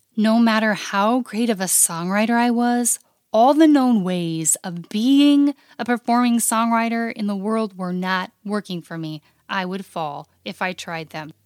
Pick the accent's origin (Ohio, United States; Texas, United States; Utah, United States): Utah, United States; the West; moved away as an adult; I was a true West born and bred in the West girl. I grew up on a ranch in the mountains.